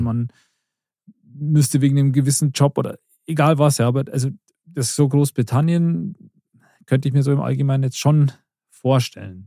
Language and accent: German; the other side of Munich, Bavaria, Germany; wo ich jetzt wohne, da bin ich auch nicht aufgewachsen oder so, da komme ich mhm. auch nicht her, sondern von, von, von der anderen Seite von München